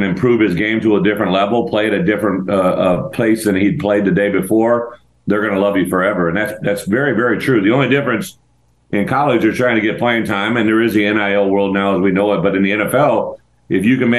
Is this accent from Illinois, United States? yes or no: yes; Illinois, United States; I'm from Illinois originally, right?